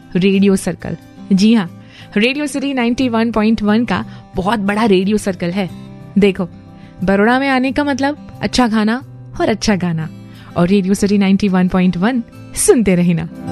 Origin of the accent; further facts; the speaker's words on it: Vadodara, Gujarat, India